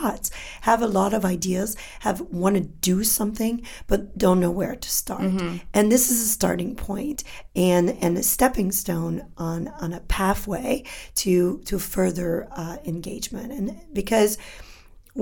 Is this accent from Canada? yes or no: yes; Canada; first language French; English is a second language; I'm from Canada